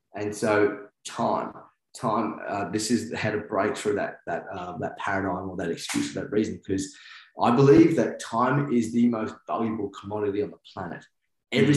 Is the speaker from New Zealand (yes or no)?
yes; New Zealand; I'm Kiwi